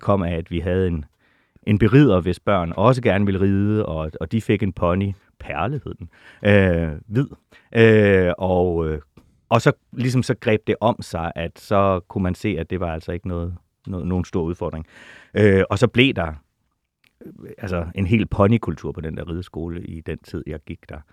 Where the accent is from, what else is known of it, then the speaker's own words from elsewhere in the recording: Holstebro, Central Denmark Region, Denmark; moved away; also born or lived in Jegindø; Limfjords-egnene er min barndoms land